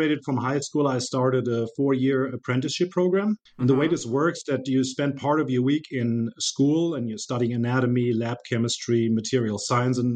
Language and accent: English; Frankfurt, Hesse, Germany; moved away as an adult; now in Springfield, United States; I was born and raised in Germany, in Frankfurt